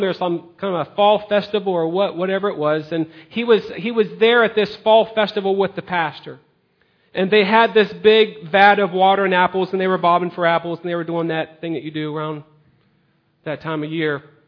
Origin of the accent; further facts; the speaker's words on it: United States; We as American citizens